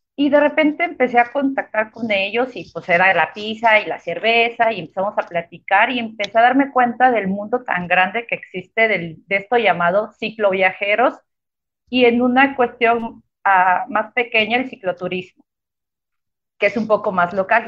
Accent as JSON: {"language": "Spanish", "town": "Tuxtla Gutiérrez", "region": "Chiapas", "country": "Mexico", "tie": "born or raised there", "said": "soy de Tuxtla Gutiérrez, 100% chiapaneca. Toda la vida estuve viviendo en, en Tuxtla Gutiérrez"}